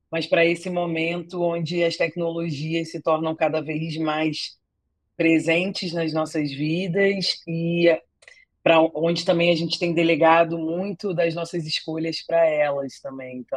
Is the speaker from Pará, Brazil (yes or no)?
no; Rio de Janeiro, Brazil; é, eu sou carioca